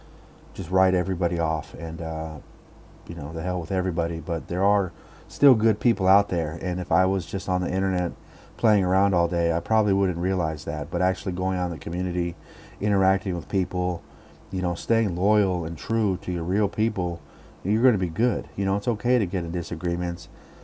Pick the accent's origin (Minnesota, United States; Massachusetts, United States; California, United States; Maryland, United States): California, United States; Oakland; born or raised there